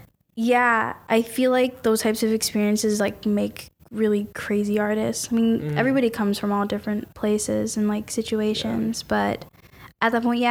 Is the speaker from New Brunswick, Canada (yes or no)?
no; Mississauga, Ontario, Canada; I'm like, I'm from like a place called Mississauga, which is near Toronto.